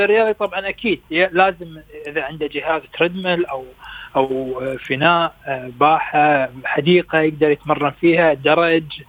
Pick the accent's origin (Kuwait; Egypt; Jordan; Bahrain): Kuwait; احنا عندنا في الكويت